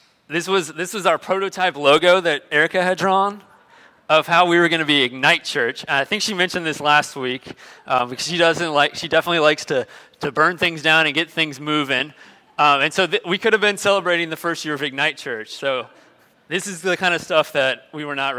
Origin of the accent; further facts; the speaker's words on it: Tampa, Florida, United States; moved away; also born or lived in Nashville, Tennessee; I was from Florida, I was from Tampa, but we'd been living in Nashville